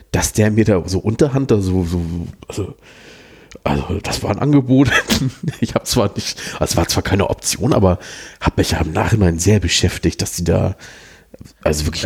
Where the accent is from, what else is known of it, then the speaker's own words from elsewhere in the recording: Hamburg, Germany; also als Hamburger sagt man immer über Hannover, das ist so eine zu groß geratene Autobahnraststätte.